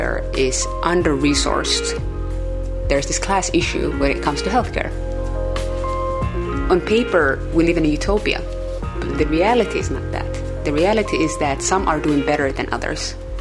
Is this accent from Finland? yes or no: yes; Helsinki, Uusimaa, Finland; first language Somali; English is a second language; also born or lived in Somalia; I live in Helsinki, Finland, and my family moved here in the 1990s from Somalia. So ethnically Somali, and I speak Somali as my first language. I spent a lot of time growing up here